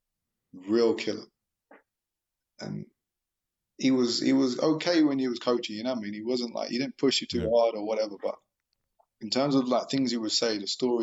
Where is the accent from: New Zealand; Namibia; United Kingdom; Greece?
United Kingdom; London; I'm from South London